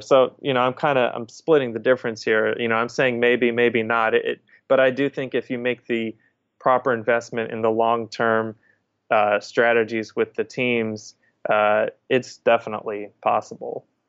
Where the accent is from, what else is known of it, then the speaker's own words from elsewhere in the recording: Indiana, United States; now in New Orleans, United States; I grew up in Indiana